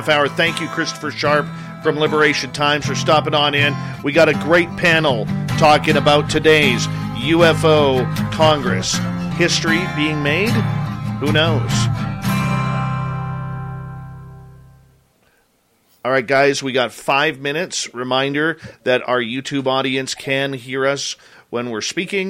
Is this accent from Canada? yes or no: yes; Canada; we're Canadian